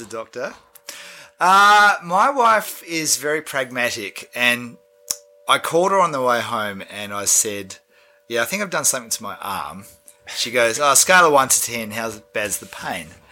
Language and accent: English; Australia; also born or lived in New Zealand; now in Wellington, New Zealand; I am Australian living in New Zealand